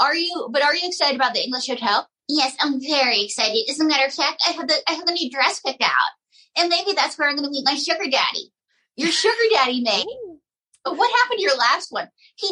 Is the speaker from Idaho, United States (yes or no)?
yes; Pocatello, Idaho, United States; My hometown of Pocatello, Idaho.